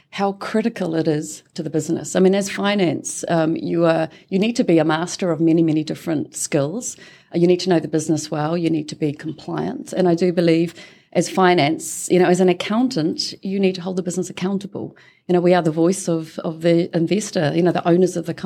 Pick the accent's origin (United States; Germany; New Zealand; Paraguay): New Zealand; Tikawiri, Waikato; I am a New Zealander. I was a born and bred in Tikawiri, which is a very small town in the King Country.